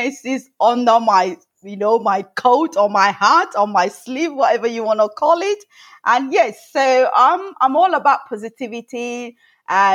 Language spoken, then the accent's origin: English; Nigeria; now in England, United Kingdom; I grew up in Africa and Nigeria, to be precise, and at a family of seven.